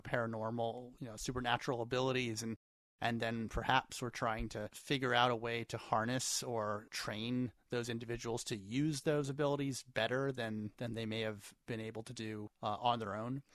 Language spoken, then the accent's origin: English; central Pennsylvania, United States; in my hometown growing up in central Pennsylvania